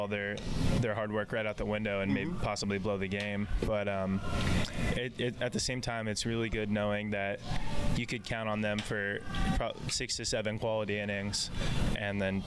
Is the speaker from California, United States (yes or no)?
yes; Fresno, California, United States; he actually played in my hometown and for the Fresno Grizzlies